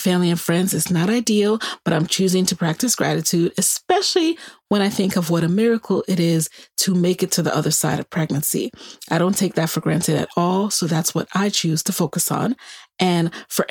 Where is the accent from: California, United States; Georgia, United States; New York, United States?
New York, United States; New York City; also born or lived in Virginia; now in Maryland, United States; my own grandparents who were in Jamaica when we were growing up in the Bronx